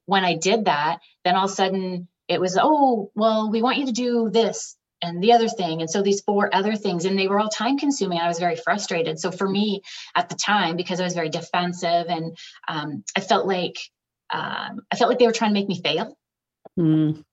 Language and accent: English; Ontario, Canada; moved away as an adult; also born or lived in British Columbia; I was from Ontario